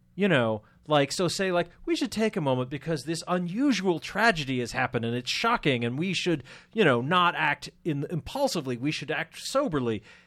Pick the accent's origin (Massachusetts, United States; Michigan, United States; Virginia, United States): Massachusetts, United States; Andover; moved away; living in the town I grew up in Andover, Massachusetts